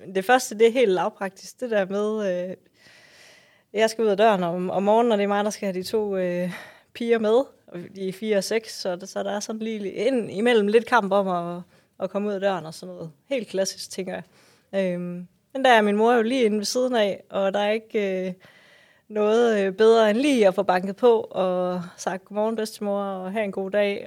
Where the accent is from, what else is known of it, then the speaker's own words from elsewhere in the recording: West Jutland, Central Denmark Region, Denmark; min, mit barndomshjem, min fødegård, øhm, er en trælænget gård, som ligger ude, som du sagde, i, i Nationalparken